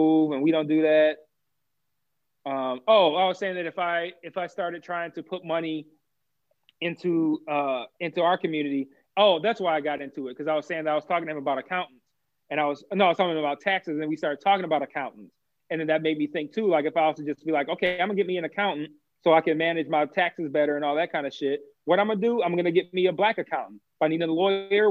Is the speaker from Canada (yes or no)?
no; United States; even though I'm American